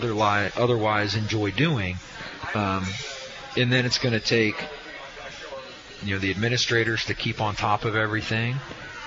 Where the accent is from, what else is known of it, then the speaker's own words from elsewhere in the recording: Delhi Township, Ohio, United States; a kid who grew up in Delhi who really loves high school sports